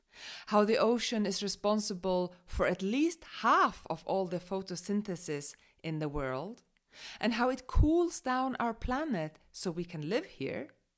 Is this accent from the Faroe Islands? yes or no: yes; Faroe Islands; me growing up in the Faroe Islands by the sea and then working on a fishing boat and then sailing with my own boat around the world for 3 years